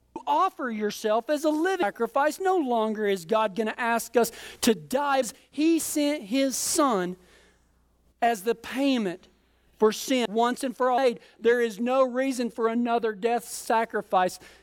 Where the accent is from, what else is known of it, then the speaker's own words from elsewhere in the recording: Colorado, United States; we're from Colorado